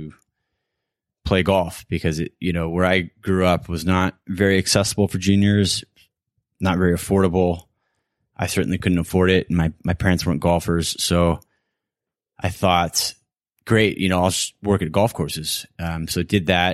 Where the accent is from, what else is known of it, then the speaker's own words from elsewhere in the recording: West Coast of the United States, United States; Growing up on the West Coast of the States